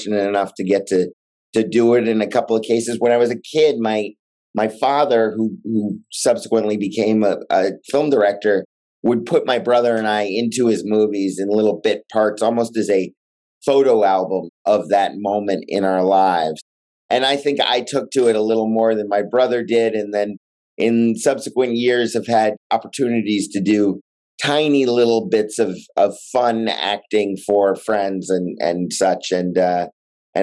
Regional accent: Los Angeles, California, United States; I grew up in Los Angeles

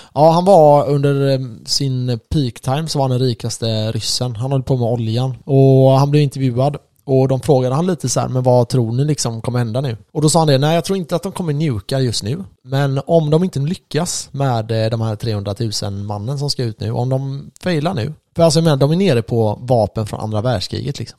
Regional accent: Sweden; oss då som är svenskar

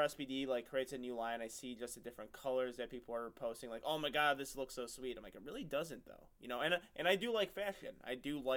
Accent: near Lombard, Illinois, United States; born or raised there

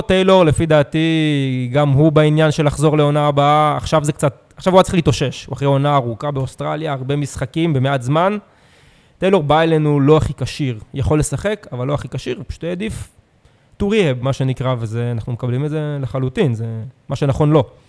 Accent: Herzliya, Tel Aviv District, Israel; now in Tel Aviv, Israel; אני הרצליאני, שיחקתי בנוער בהרצליה עד גיל 18

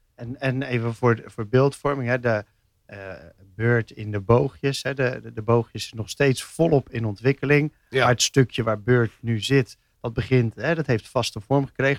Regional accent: Rotterdam, South Holland, Netherlands; als echte Rotterdammer

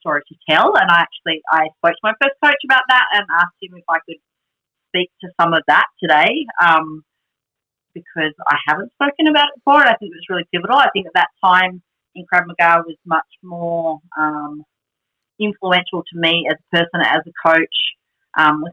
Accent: Australia

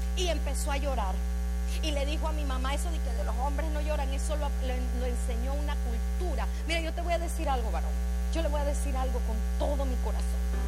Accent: Panama; moved away; Yo soy panameña

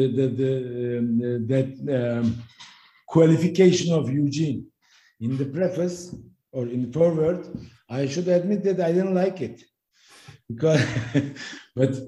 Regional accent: Turkey; my home country, Turkey

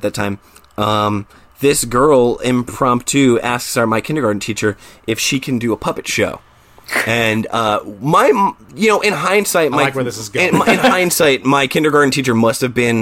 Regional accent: New Jersey, United States; also born or lived in Staten Island, New York City; I grew up in New Jersey, but I was born in New York City, and so Staten Island to be specific

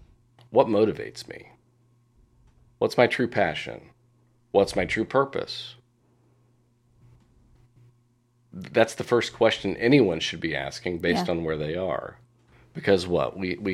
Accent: Indiana, United States; also born or lived in New York; I didn't show up back in Indiana, which is my hometown, with a professionally certified coaching certification.

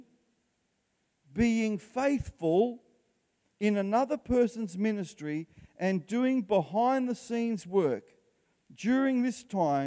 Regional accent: Australia; I'm Italian background. I've lived in Australia. I was born in Australia and I can speak for Australians

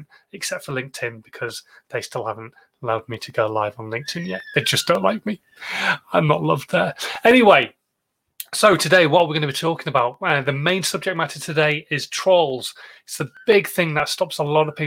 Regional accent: Yorkshire and the Humber, United Kingdom; I am a Yorkshireman

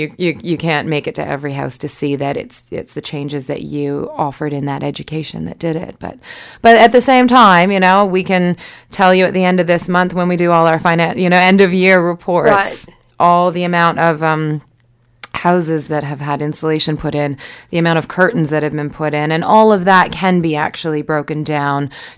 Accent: Canada; now in Wellington, New Zealand; Canada. Yeah.

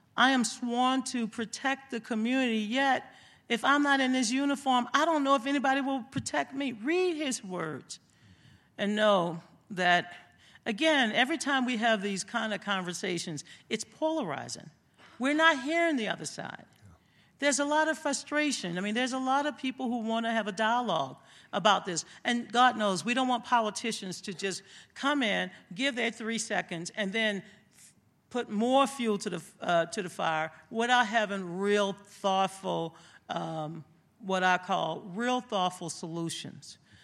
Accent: Louisiana, United States; moved away; I grew up in Louisiana

